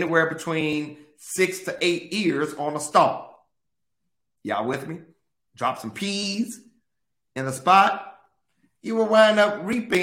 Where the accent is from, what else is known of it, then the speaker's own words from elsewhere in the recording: Mississippi, United States; I grew up in Mississippi